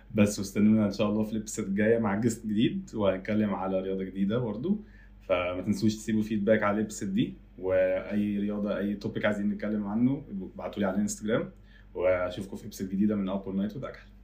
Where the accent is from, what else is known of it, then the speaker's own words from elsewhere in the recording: Egypt; في بلدنا